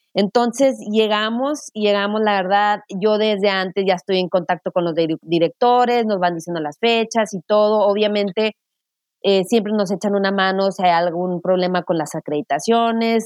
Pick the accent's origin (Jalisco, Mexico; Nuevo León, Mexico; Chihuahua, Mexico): Chihuahua, Mexico; Ciudad Juárez; moved away; also born or lived in El Paso, Texas / Madrid, Spain; soy mexicana y somos bilingüe